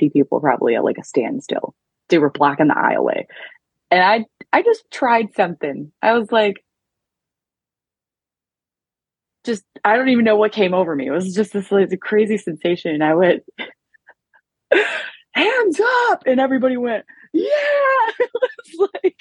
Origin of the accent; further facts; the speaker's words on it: Detroit, Michigan, United States; I'm from Detroit.